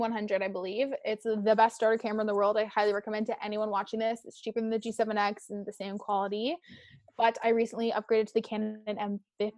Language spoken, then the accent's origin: English; Canada; being Canadian